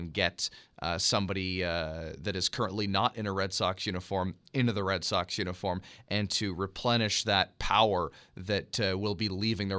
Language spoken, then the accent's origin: English; Canada; as Canadian as it comes, I guess, Dante.